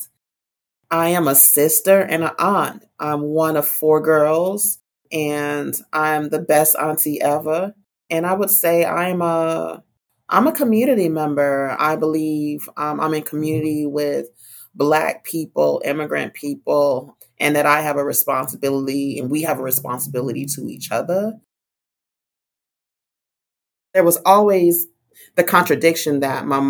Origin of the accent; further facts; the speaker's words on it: Fort Lauderdale, Florida, United States; also born or lived in Miami; I was born in Broward County in Fort Lauderdale and have been living this double county life for some time.